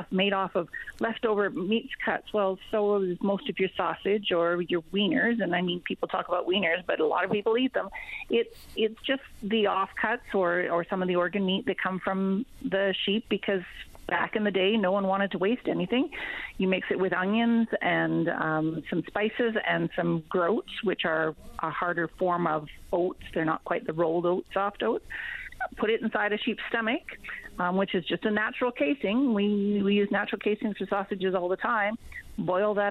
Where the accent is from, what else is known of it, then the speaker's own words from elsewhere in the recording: Saskatchewan, Canada; now in Newfoundland and Labrador, Canada; I was born and raised in Saskatchewan